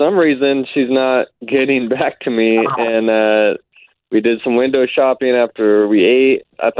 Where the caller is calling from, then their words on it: Edgewood, Florida, United States; I'm calling from Edgewood.